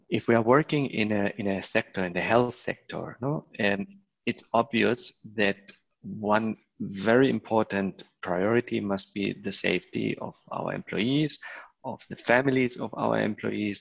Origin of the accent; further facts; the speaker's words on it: Spain; also born or lived in Germany; now in Barcelona, Spain; I am originally also from Spain.